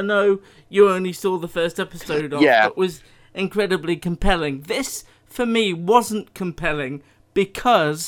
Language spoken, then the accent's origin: English; United Kingdom; as British people